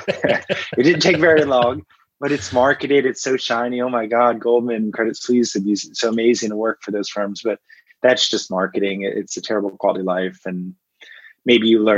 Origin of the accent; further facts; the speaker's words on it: Washington, District of Columbia, United States; I grew up in Washington, D.C.